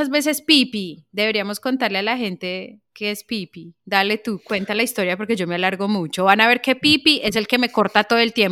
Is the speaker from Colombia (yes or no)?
yes; Colombia; moved away as an adult; salí de Colombia chiquita, me parecía a mí como para una colombiana sola, tenía 22 años.